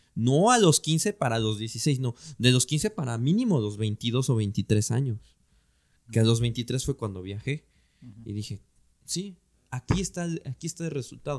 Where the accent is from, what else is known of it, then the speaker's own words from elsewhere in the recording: Mexico; nosotros como mexicanas y mexicanos